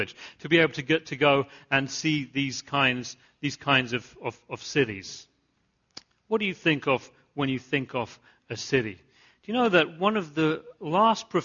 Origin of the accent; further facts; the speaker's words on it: United Kingdom; I grew up right outside London